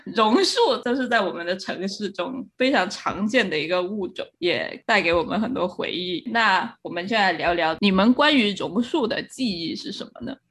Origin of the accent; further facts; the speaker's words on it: eastern Guangdong, China; 然后我呢是潮汕人，就是生活在粤东，就是广东的东边的潮汕人